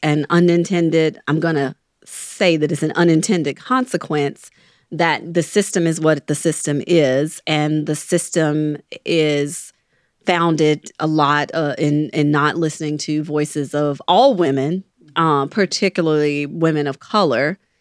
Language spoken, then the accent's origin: English; Mississippi, United States; now in New Orleans, United States; I grew up in Mississippi